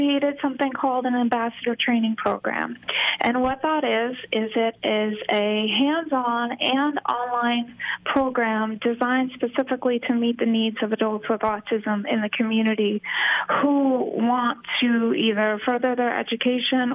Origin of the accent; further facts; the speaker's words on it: Hudson Valley, New York, United States; moved away as an adult; now in Florida, United States; I grew up in the Hudson Valley